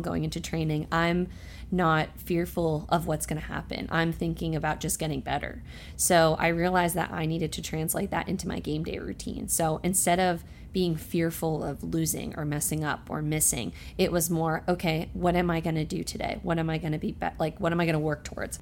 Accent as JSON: {"language": "English", "town": "Roxbury", "region": "New Jersey", "country": "United States", "tie": "born or raised there", "said": "very happy to have lived there and grown up there"}